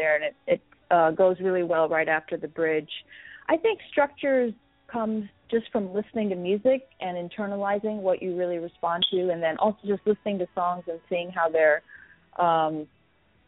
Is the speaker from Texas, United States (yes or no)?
yes; Texas, United States; it was where I grew up. So I would say that it is friendly to – my parents are from India